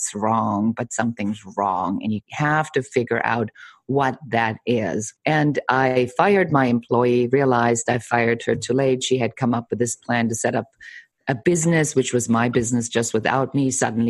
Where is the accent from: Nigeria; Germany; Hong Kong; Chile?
Germany; moved away; I'm originally from Germany